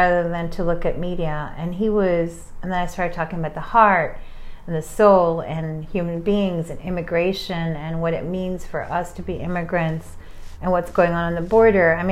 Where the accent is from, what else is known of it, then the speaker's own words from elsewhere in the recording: New York, United States; I'm from New York.